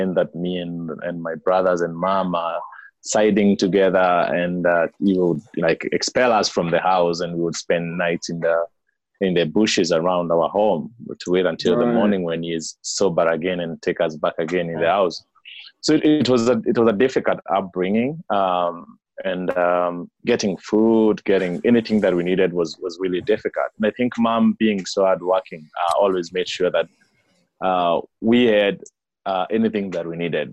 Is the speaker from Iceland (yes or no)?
no; Kenya; I was born and raised in Kenya, right at the foothills of Mount Kenya.